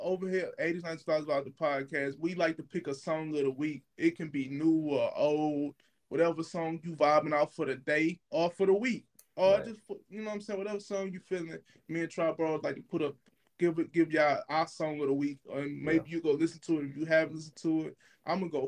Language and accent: English; Louisiana, United States; I'm from a small city in Louisiana